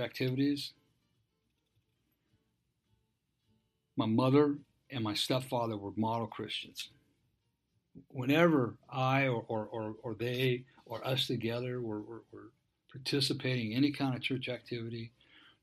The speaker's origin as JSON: {"language": "English", "town": "Dana Point", "region": "California", "country": "United States", "tie": "born or raised there", "said": "I grew up in Dana Point. Moved there when I was 12, right after my father died."}